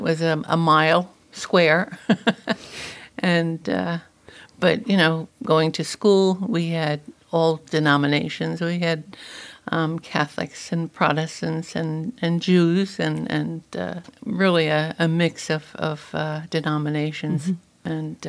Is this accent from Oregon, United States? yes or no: no; New Jersey, United States; I'm from New Jersey.